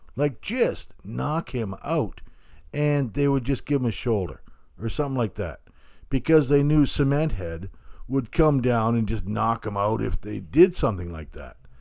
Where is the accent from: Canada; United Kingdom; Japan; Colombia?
Canada; Hamilton, Ontario; I grew up in Hamilton